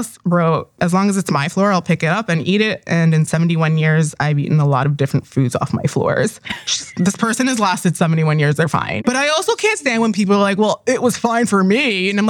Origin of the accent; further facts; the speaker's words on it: New York City, New York, United States; I'm from New York. I was born and raised here.